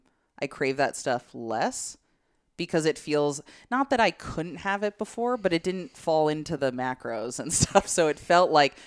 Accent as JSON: {"language": "English", "region": "Illinois", "country": "United States", "tie": "born or raised there", "moved": "yes", "said": "I am from the Midwest."}